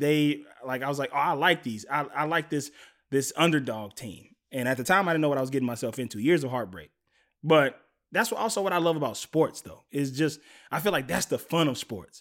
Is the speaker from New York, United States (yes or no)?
no; Mississippi, United States; moved away; I'm from Mississippi originally